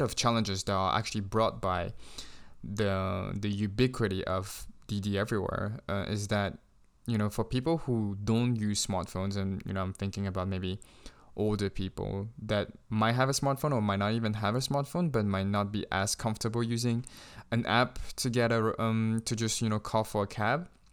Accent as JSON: {"language": "English", "region": "Shanghai", "country": "China", "tie": "born or raised there", "said": "growing up in Shanghai, I never had issues with trying to get a taxi"}